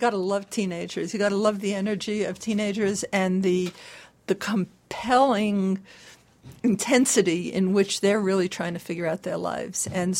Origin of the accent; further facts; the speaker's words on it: California, United States; I'm from California.